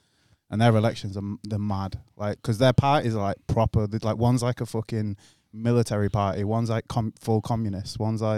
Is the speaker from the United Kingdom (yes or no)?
yes; England, United Kingdom